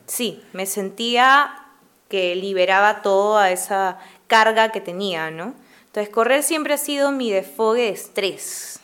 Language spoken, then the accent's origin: Spanish; Lima, Peru; mi familia es de clase media, entonces... es de Lima, sí, es de Lima. Eh, yo nací en Jesús María